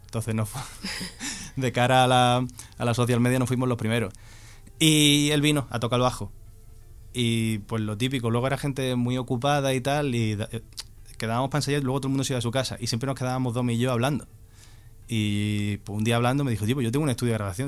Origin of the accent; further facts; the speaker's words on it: Cádiz, Andalusia, Spain; yo soy de Cádiz